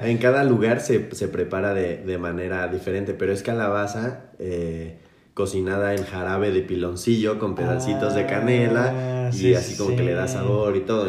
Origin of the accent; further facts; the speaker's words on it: Mexico; Como mexicano te hace sentir que tu cultura tiene tantas eh, vertientes